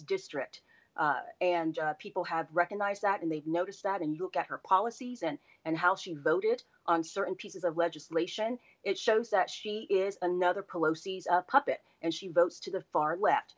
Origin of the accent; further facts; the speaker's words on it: Orlando, Florida, United States; also born or lived in Washington, D.C.; I was born and raised here in Orlando, so this community is near and dear to my heart